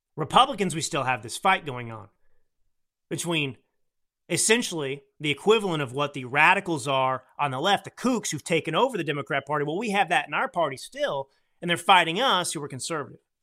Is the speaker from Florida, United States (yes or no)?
no; Texas, United States; I grew up in Texas